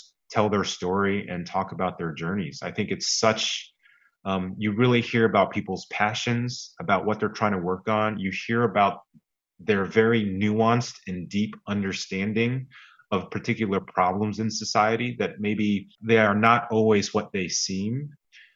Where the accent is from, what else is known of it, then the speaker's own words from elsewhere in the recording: United States; also born or lived in Kenya; my wife and I, being Asian American